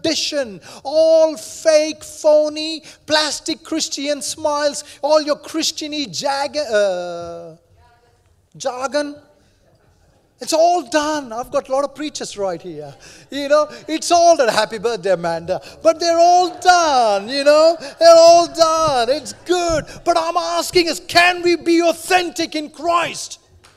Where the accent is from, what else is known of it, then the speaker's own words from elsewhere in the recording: India; moved away; I grew up in India, there are many religions